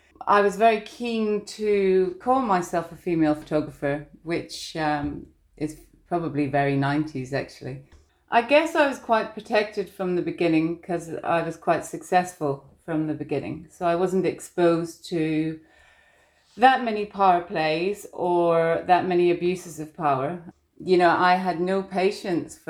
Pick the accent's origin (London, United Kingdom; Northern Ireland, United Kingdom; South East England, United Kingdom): Northern Ireland, United Kingdom; I was just feisty from Northern Ireland